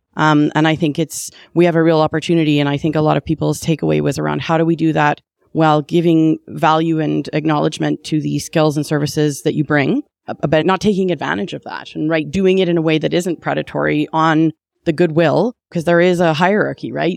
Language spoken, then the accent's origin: English; Calgary, Alberta, Canada; I was born in Calgary